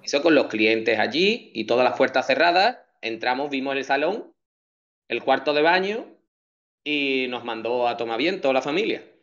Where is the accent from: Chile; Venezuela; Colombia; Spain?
Spain; Chipiona, Andalusia; also born or lived in Rota; llevo en Chipiona toda mi vida, desde que nací, fíjate, bueno, nací en Rota, y ya me trajeron para acá